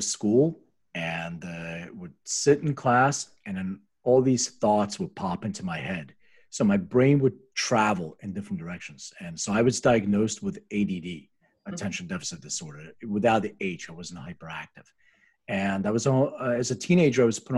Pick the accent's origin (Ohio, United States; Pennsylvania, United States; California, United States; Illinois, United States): Pennsylvania, United States; Philadelphia; moved away as an adult; also born or lived in Lithuania; now in Los Angeles, United States; I was actually born in Lithuania. And I'm immigrated when I was 6 years old and grew up in Philadelphia